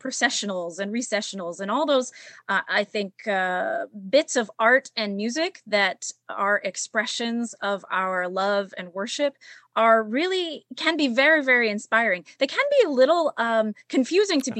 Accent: Pittsburgh, Pennsylvania, United States; I'm I am from Pittsburgh. I grew up in North Hills and graduated from North Hills High School

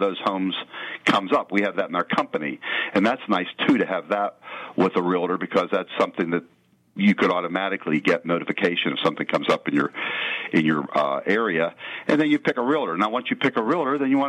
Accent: Penn Hills, Pennsylvania, United States; I grew up in Penn Hills

